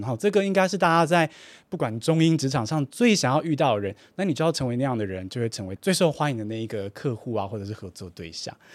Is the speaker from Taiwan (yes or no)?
yes; Taiwan; 我身为我在台湾长大的学生